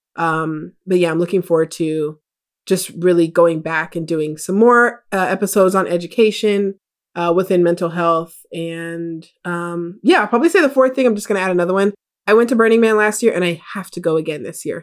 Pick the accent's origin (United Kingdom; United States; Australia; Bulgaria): United States; my family is Jamaican. I was born here in America